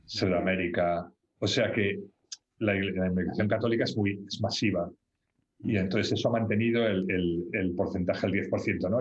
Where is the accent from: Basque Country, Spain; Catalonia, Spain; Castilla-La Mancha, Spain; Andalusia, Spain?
Catalonia, Spain; Barcelona; moved away as an adult; also born or lived in London, England; now in England, United Kingdom; yo nací en Barcelona eh, y estudié allí. Eh, mi familia es de Barcelona y estudié allí.